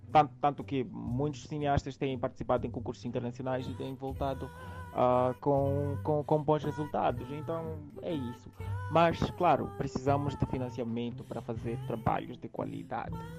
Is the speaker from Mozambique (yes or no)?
yes; Maputo, Mozambique; nasci em Maputo e cresci no bairro da Mafalala